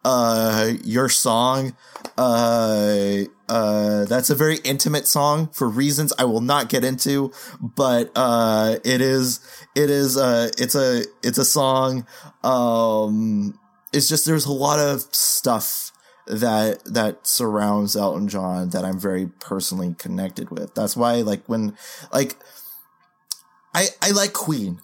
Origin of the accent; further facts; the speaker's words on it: Philippines; as a Filipino